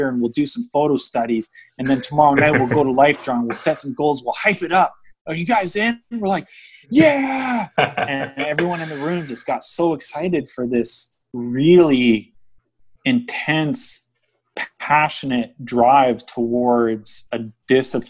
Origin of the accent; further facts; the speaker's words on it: just outside of Vancouver, British Columbia, Canada; also born or lived in Ontario; I grew up here, I grew up just outside of Vancouver